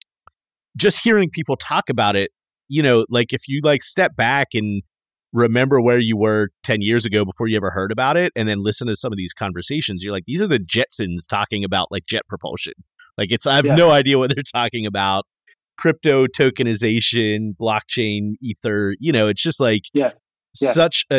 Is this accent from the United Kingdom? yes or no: no; East Coast, United States; now in Silicon Valley, United States; I'm from the East Coast, but living in Silicon Valley now.